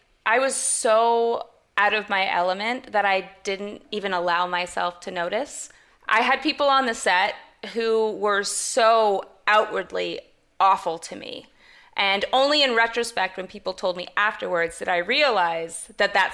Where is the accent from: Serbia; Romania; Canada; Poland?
Canada; I'm Canadian as well